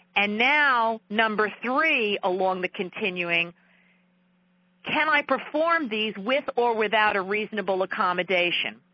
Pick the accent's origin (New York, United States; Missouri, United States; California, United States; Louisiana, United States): New York, United States; accent: New York; my New York accent is a tad too thick